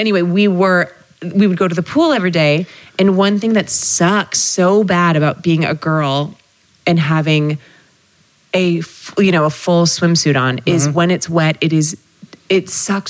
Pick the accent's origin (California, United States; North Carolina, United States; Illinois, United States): California, United States; Bay Area; I grew up in the Bay Area